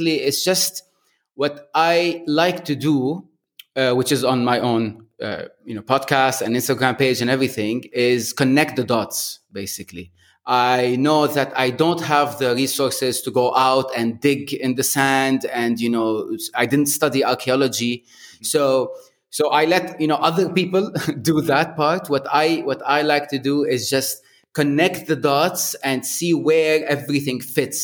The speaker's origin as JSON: {"language": "English", "town": "Beirut", "region": "Beirut Governorate", "country": "Lebanon", "tie": "born or raised there", "moved": "as an adult", "lives_now": "Bahrain", "said": "I'm originally from Lebanon, Beirut, and I lived there most of my life. And then I moved out and came to another Arab country, currently in Bahrain"}